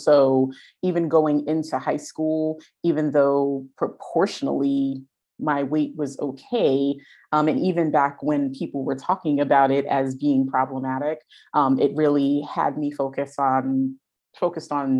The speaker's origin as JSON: {"language": "English", "town": "New York City", "region": "New York", "country": "United States", "tie": "born or raised there", "said": "I grew up in the Bronx in New York State"}